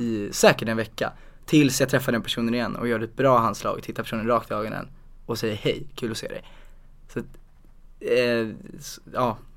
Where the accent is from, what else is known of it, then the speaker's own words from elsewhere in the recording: Huddinge, Stockholm County, Sweden; also born or lived in Stuvsta; Så då flyttade vi till Huddinge